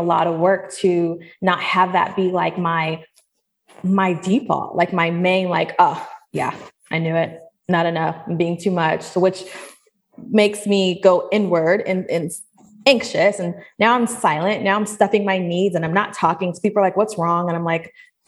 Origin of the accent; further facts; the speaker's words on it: Seattle, Washington, United States; now in Atlanta, United States; I'm from Seattle. I grew up there and then I eventually moved to Atlanta.